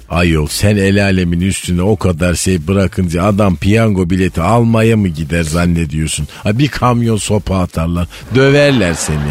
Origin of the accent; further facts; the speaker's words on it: Malatya, Turkey; bizim Malatya'da Cingöz Feridun abi vardı